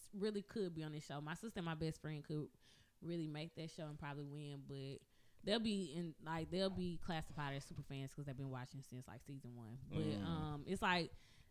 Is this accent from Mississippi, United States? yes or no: yes; Mississippi, United States; I'm from Mississippi